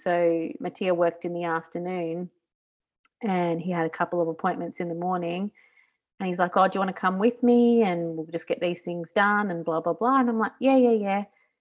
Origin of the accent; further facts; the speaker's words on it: Australia; moved away as an adult; now in Italy; Growing up in Australia